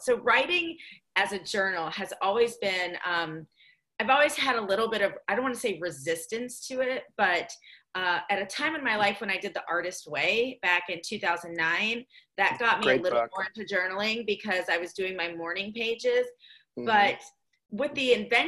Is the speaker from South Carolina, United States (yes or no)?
yes; Greenville, South Carolina, United States; now in Delray Beach, United States; Greenville, South Carolina, where I grew up